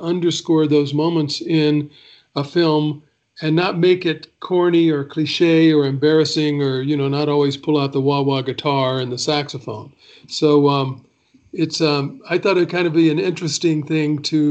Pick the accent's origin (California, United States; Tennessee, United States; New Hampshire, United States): Tennessee, United States; Chattanooga; moved away as an adult; also born or lived in Nashville, Tennessee; now in Los Angeles, United States; I'm from Chattanooga, Tennessee. I was born and raised there.